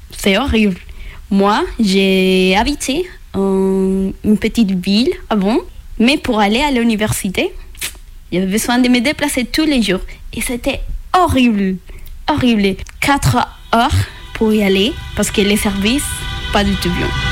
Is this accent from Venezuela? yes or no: yes; Venezuela; French is a second language; moved away as an adult; also born or lived in Colombia; now in France; je viens de Venezuela et j'ai 24 ans.